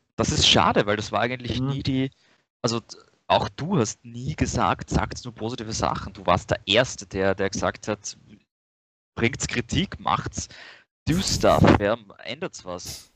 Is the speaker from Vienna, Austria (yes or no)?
yes; Vienna, Austria; ich bin aus Wien